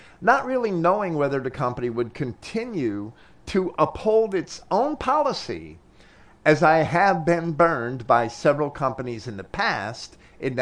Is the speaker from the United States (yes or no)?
yes; United States; as an American